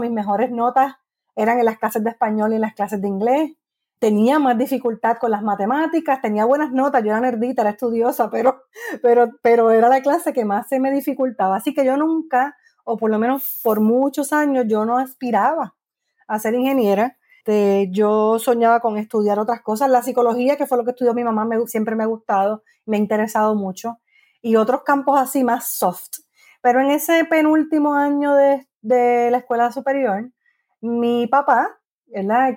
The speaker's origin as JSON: {"language": "Spanish", "town": "Guaynabo", "country": "Puerto Rico", "tie": "born or raised there", "also_born_or_lived": "San Juan, Puerto Rico / New York / Gurabo, Puerto Rico / Cayey, Puerto Rico", "said": "Así que nací en San Juan, criada en Guaynabo y viví allí hasta los veintitantos años"}